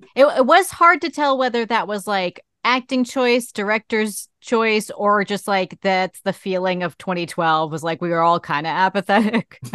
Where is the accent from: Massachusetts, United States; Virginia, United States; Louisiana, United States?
Massachusetts, United States; Boston; I'm from Boston